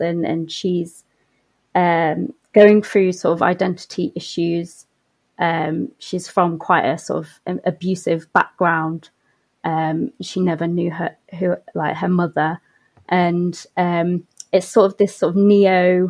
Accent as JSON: {"language": "English", "town": "Nottingham", "region": "East Midlands", "country": "United Kingdom", "tie": "born or raised there", "said": "I was born and I grew up in Nottingham"}